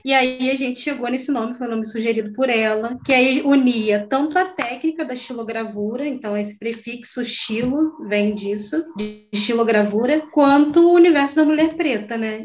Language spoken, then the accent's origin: Portuguese; Rio de Janeiro, Brazil; Eu, eu cresci em Campo Grande, no Rio